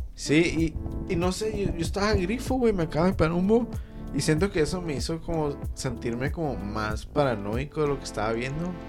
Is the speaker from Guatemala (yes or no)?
no; Mexico; soy mexicano.